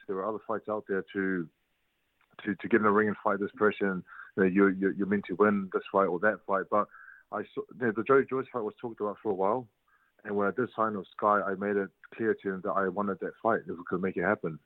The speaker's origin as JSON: {"language": "English", "country": "New Zealand", "moved": "as an adult", "lives_now": "United Kingdom", "said": "I'm from New Zealand"}